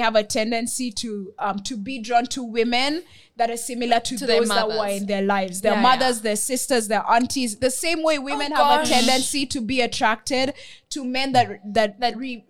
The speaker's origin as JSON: {"language": "English", "country": "Kenya", "tie": "born or raised there", "moved": "yes", "said": "growing up in Kenya"}